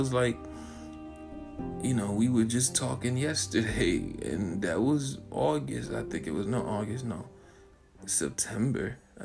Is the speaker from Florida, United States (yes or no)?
yes; Florida, United States; I'm not from here. I'm from Florida